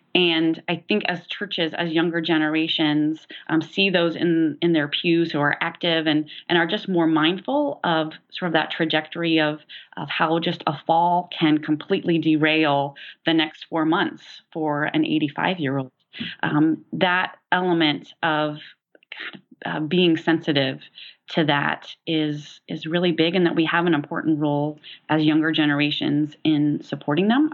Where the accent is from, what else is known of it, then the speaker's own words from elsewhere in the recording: Tulsa, Oklahoma, United States; now in Decatur, United States; I grew up in Tulsa, Oklahoma